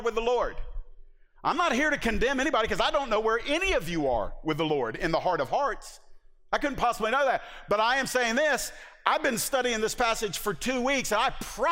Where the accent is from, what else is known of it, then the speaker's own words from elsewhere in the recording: the South, United States; I am from the South